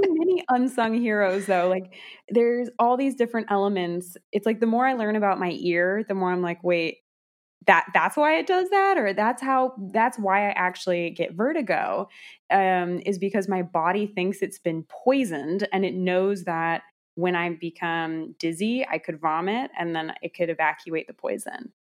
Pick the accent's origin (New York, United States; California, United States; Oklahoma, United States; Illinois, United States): California, United States; moved away; also born or lived in Iowa; I was born and raised in California